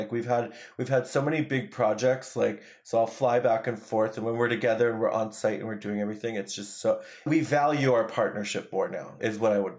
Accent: New York, United States; I'm such a New Yorker. Like, but it's like also we come from the East Coast, so it's always there.

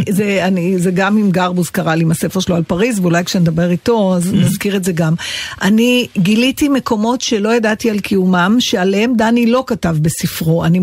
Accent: Israel; הרי אנחנו ישראלים

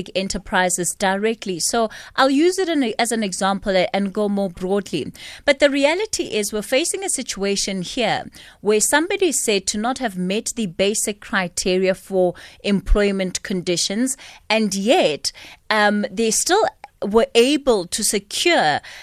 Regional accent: South Africa; we as the South African public

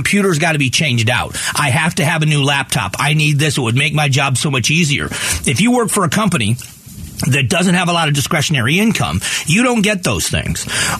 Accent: United States; I don't understand how this, again, as an American, there are times when the differences in our opinions between who gets taxed and how they get taxed is, in my mind, a political thing.

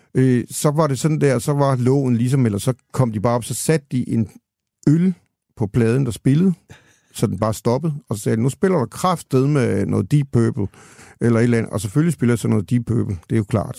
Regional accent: Denmark; moved away as an adult; also born or lived in Copenhagen; jeg kommer fra Jylland til København

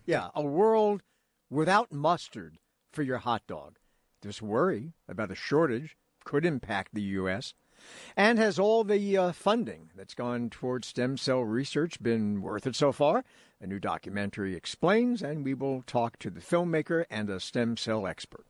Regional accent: New York, United States; as a New Yorker

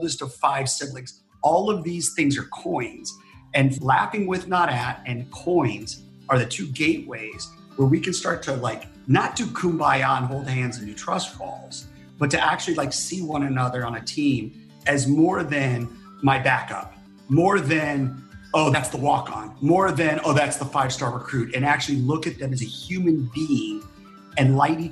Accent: West Covina, California, United States; moved away as an adult; Southern Cal, a town called West Covina, California

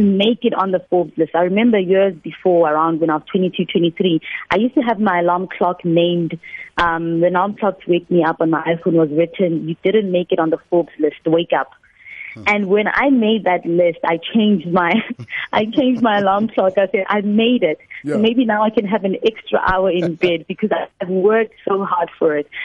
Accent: Limpopo, South Africa; moved away as an adult; also born or lived in Johannesburg; I am a girl from Limpopo province

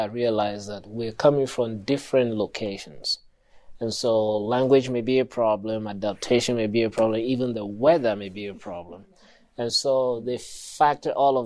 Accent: Ghana; from Ghana

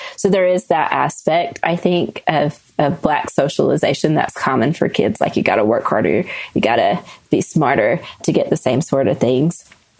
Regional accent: the South, United States; growing up in the South, you know the realities of racism most places.

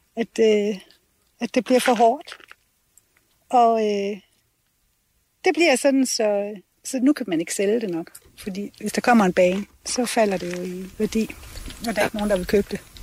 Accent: Denmark; det er mit barndomshjem

